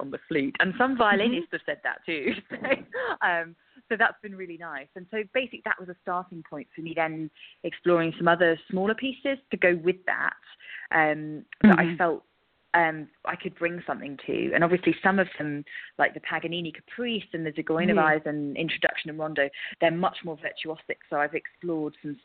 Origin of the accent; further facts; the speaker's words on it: England, United Kingdom; now in Scotland; obviously I'm English